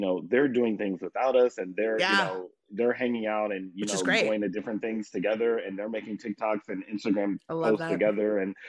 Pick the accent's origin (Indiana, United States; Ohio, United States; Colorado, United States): Indiana, United States; Indianapolis; like I said, we're from Indianapolis and our treble ensembles here are so competitive.